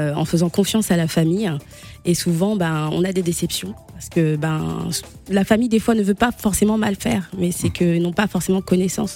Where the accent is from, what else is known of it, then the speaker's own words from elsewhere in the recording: DR Congo; moved away; also born or lived in France; mon pays d'origine, euh, la République démocratique du Congo